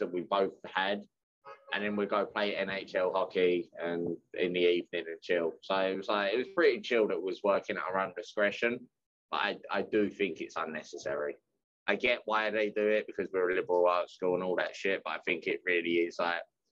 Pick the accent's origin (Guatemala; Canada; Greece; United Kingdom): United Kingdom; England; moved away; also born or lived in Bethany, West Virginia / London; I'm from England